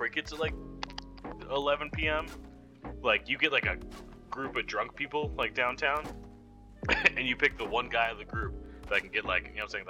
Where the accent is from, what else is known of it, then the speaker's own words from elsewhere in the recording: New York, United States; moved away; also born or lived in Denver; I grew up in in New York, and then like basically like a tiny little suburb